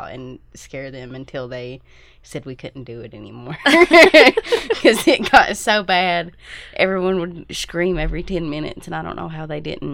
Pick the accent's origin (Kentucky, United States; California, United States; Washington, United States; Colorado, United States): Kentucky, United States; Leslie County; I'm from Leslie County, Kentucky.